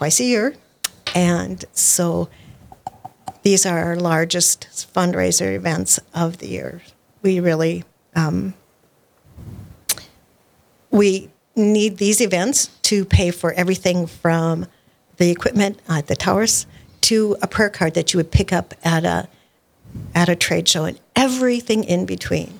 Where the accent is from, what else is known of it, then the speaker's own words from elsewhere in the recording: Park River, North Dakota, United States; I was born and raised in Park River, North Dakota.